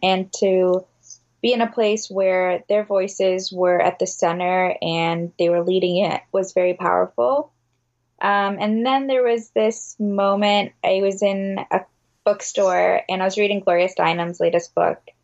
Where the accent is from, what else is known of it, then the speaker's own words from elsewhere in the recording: Detroit, Michigan, United States; I'm from the Detroit metro area